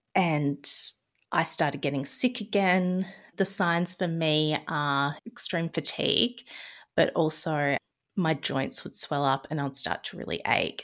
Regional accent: Adelaide, South Australia, Australia; moved away as an adult; also born or lived in Melbourne, Victoria; I'm from Adelaide, South Australia, and I moved to Melbourne

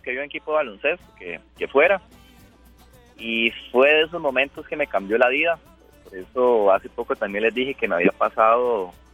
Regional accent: Costa Rica

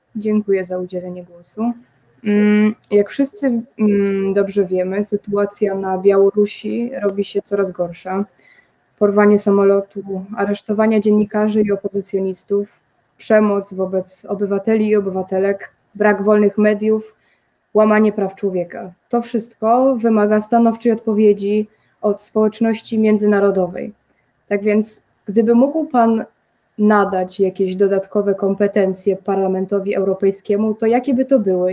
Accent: Rybnik, Silesian Voivodeship, Poland; jestem też z Rybnika

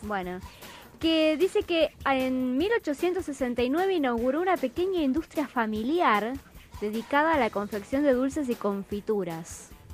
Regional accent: Chaco, Argentina; moved away; yo soy del Chaco

